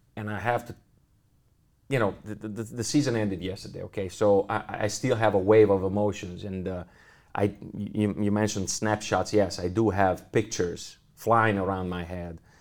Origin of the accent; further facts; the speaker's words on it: Italy; English is a second language; moved away as an adult; now in Munich, Germany; Milano because it's, it's my home country